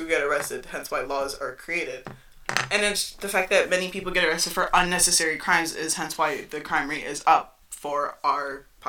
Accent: New York, United States; we're from New York, but we don't sound like Manhattan New Yorkers.

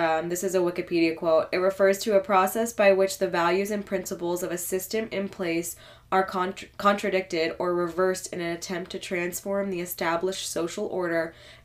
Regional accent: United States; me as an American citizen

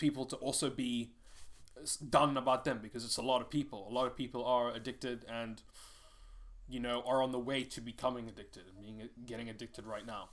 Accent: Cape Town, Western Cape, South Africa; moved away; I'm just from South Africa

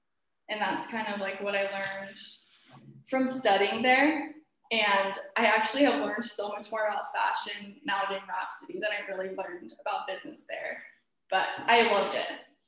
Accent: Mesa, Arizona, United States; also born or lived in Paris; But we're both from Mesa, so I'm born and raised here. I never really left. I moved to Paris for a little bit to study fashion.

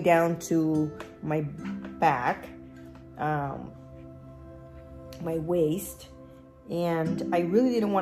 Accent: Luquillo, Puerto Rico; moved away as an adult; now in Florida, United States; I was born and raised in Luquillo, Puerto Rico

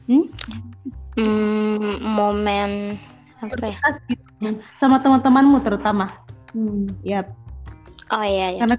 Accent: Malino, South Sulawesi, Indonesia; Tapi fun nya kampung saya itu adalah kampung berkabut so guys.

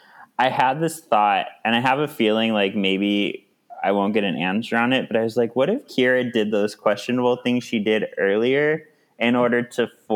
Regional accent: Brea, California, United States; I grew up around the Brea Mall in Orange County, California

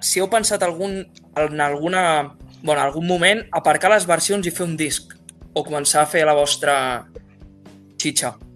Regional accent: Vilanova i la Geltrú, Catalonia, Spain; jo sóc de Vilanova

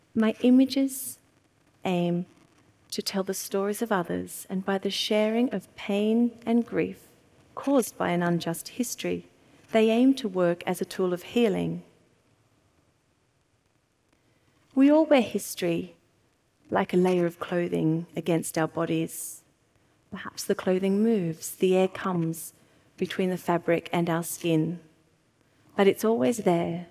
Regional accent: Wiradjuri land, New South Wales, Australia; moved away as an adult; now in London, United Kingdom; I was born in Wiradjuri land

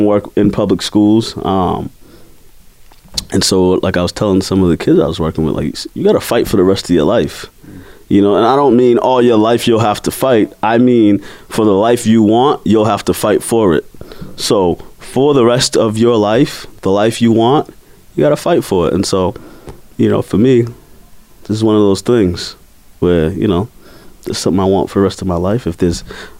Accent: Boston, Massachusetts, United States; I'm from Mattapan, Dorchester, Roxbury

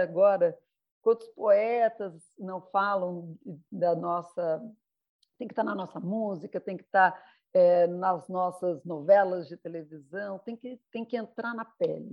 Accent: Brazil; eu tenho assim, um orgulho imenso de ser brasileira

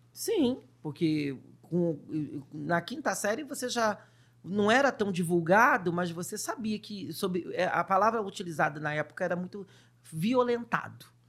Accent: Rio de Janeiro, Brazil; also born or lived in Duque de Caxias; eu sou do Rio de Janeiro, nasci num lugar, num bairro chamado São Cristóvão, onde tem o Maracanã. Opa. Eu sou o verdadeiro carioca da gema

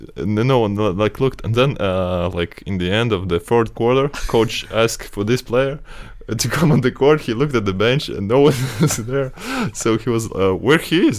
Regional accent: Latvia; born or raised there; moved away

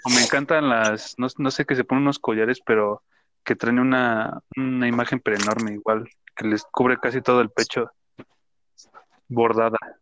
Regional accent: Mexico; es parte de nuestro folclore mexicano

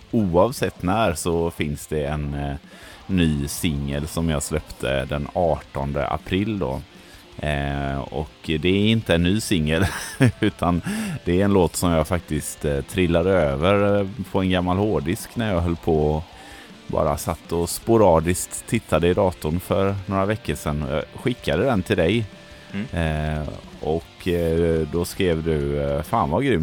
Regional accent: Gothenburg, Västra Götaland, Sweden; Jag är ju från Göteborg.

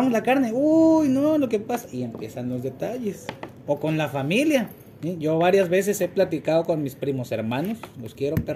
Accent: Mexico; somos una sociedad mexicana que para la madre los proyectos a mediano y largo plazo siempre se caen, siempre se caen.

